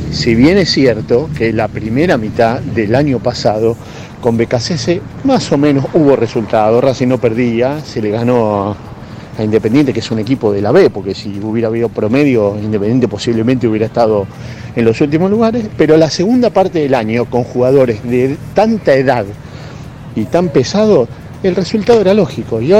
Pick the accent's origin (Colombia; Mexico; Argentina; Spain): Argentina; Belgrano, Buenos Aires; Hola muchachos, buenas tardes. … de Belgrano.